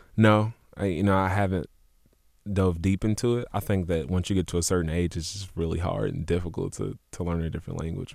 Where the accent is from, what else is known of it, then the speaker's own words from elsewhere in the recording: Louisville, Kentucky, United States; West Louisville, Parkland area, Olive Street